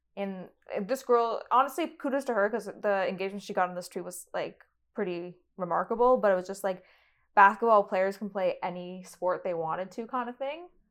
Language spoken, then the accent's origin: English; Toronto, Ontario, Canada; I'm from Toronto.